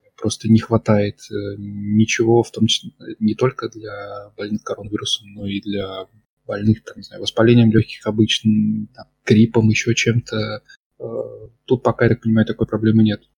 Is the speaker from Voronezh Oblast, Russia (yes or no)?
yes; Voronezh, Voronezh Oblast, Russia; moved away as an adult; also born or lived in Moscow; now in Germany; в детстве в нашем, в Воронеже газета «Камелот» называлась